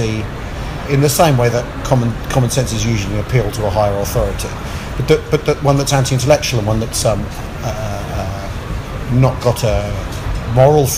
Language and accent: English; England, United Kingdom; I'm from England